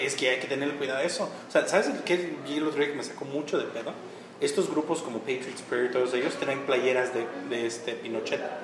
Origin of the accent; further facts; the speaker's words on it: Nezahualcóyotl, State of Mexico, Mexico; soy de Nezahualcóyotl